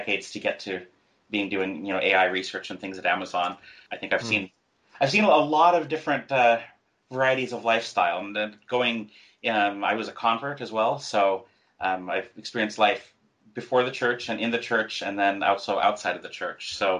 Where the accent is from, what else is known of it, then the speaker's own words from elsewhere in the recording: Alaska, United States; moved away; So, I grew up in really a log cabin. We didn't have running water